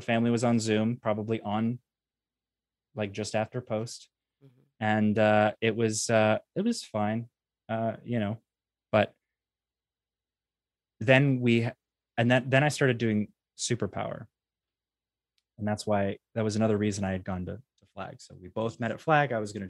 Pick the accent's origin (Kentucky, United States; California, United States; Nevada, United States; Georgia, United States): Georgia, United States; Atlanta; the reason she was from a different org on the other side of the planet, and I was from Atlanta.